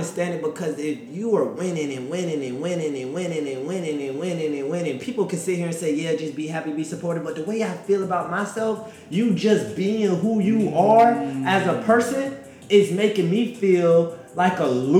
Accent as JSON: {"language": "English", "town": "Covington", "region": "Georgia", "country": "United States", "said": "I come from Covington, Georgia, and I'm one of like... Out of my friend group of like 8 of us, I'm the only one who's graduated from college"}